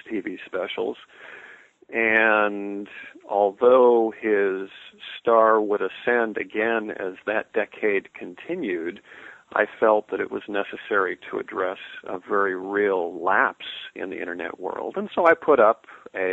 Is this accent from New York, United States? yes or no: no; Southern California, United States; I grew up in Southern California, born in 1955